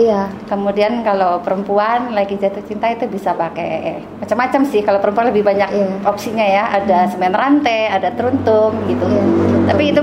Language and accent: Indonesian; Jakarta, Indonesia; also born or lived in Sumatra / Bandung; kami orang Bali yang selalu tinggal di luar Bali. Saya nggak pernah tinggal di Bali ya.